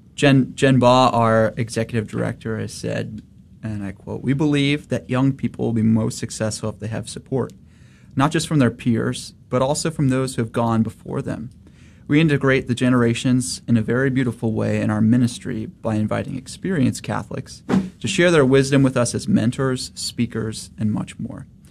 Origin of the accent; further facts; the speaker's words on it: St. Louis, Missouri, United States; moved away as an adult; now in Dallas, United States; born and raised in St. Louis, but came down here